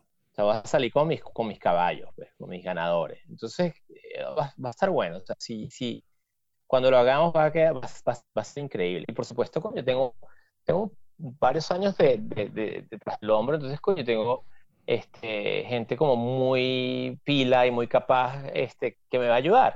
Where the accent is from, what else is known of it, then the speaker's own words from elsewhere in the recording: Venezuela; now in New York, United States; todos los venecos así somos